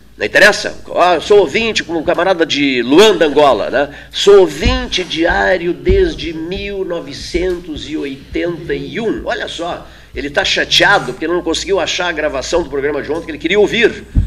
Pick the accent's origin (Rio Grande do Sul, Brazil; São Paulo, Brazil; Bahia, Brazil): Rio Grande do Sul, Brazil; interior of southern; eu sou do interior, do sul do Rio Grande.